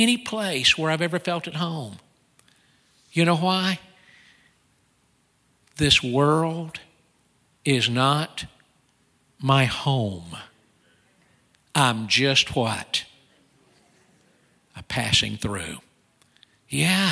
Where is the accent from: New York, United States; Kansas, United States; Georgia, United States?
Georgia, United States; now in North Carolina, United States; I'm from Georgia.